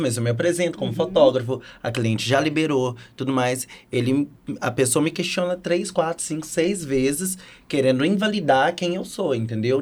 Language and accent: Portuguese; Nova Lima, Minas Gerais, Brazil; Eu sou de Nova Lima, pertinho